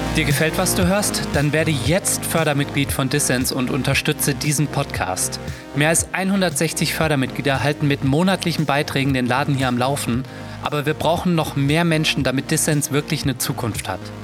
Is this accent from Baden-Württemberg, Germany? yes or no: no; Offenbach am Main, Hesse, Germany; ich komme aus Offenbach bei Frankfurt